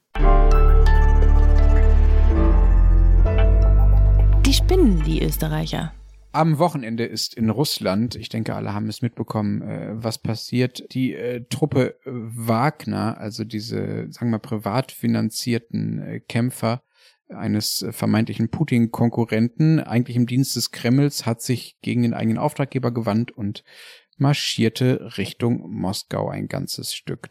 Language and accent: German; Germany; now in Berlin, Germany; Ich als Deutscher